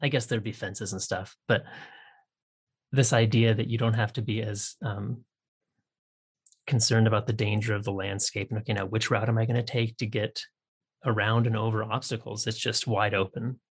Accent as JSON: {"language": "English", "region": "Pacific Northwest", "country": "United States", "tie": "born or raised there", "also_born_or_lived": "Nebraska", "moved": "as an adult", "said": "I grew up in the Pacific Northwest"}